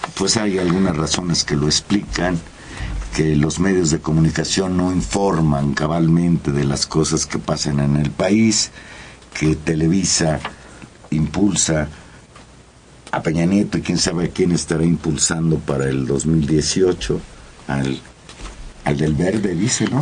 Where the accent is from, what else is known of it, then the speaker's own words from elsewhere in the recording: Mexico; los mexicanos